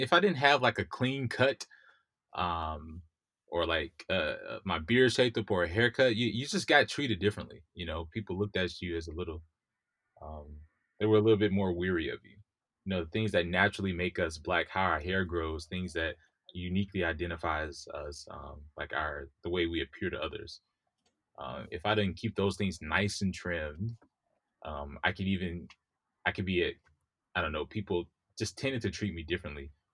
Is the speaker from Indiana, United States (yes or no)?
no; Mississippi, United States; also born or lived in New York; now in California, United States; I grew up in Mississippi, the Deep South